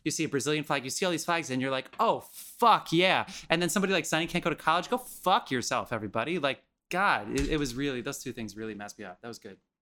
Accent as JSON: {"language": "English", "region": "New Jersey", "country": "United States", "said": "I'm from New Jersey."}